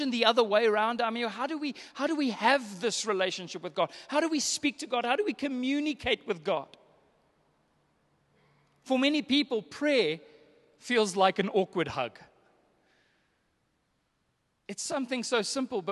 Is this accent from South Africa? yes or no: yes; South Africa; I'm South African.